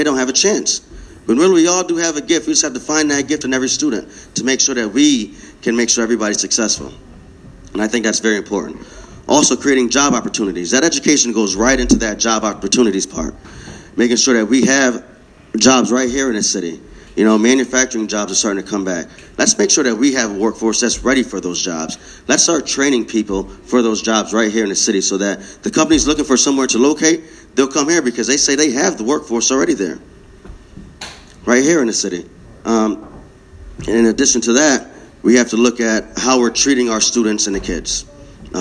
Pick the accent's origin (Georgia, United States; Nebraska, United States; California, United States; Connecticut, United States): Connecticut, United States; New Britain; I was born and raised here. New Britain